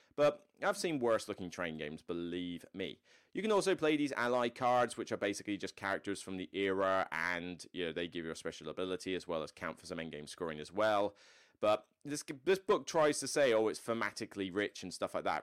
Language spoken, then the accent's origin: English; West Country, South West England, United Kingdom; moved away; in the like West Country area where I'm from.